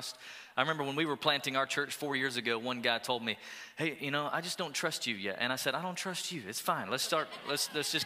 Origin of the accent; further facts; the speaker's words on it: Sweetwater, Tennessee, United States; moved away as an adult; also born or lived in Pensacola, Florida / Alabama; now in Texas, United States; I grew up in Sweetwater, Tennessee